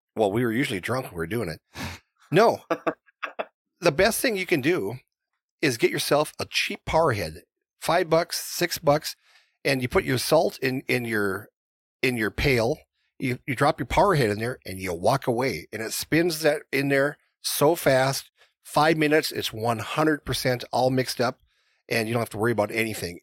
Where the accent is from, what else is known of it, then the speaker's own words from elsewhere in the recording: North Dakota, United States; I grew up in North Dakota